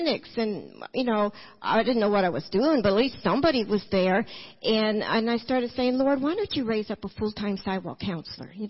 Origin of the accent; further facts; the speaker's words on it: California, United States; I'm from California